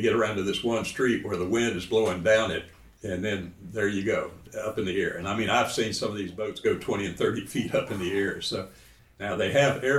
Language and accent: English; Lakeland, Florida, United States; I was born and raised here in Lakeland